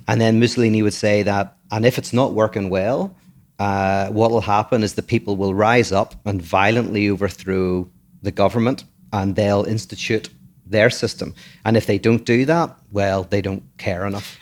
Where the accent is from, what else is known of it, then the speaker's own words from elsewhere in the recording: Ireland; moved away as an adult; now in United States; I'm born from Ireland. I've only been here for eight years.